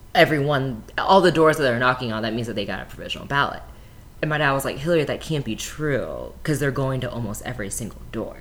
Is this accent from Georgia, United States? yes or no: yes; Gwinnett County, Georgia, United States; I grew up in Gwinnett County, which is one of the most diverse counties in the state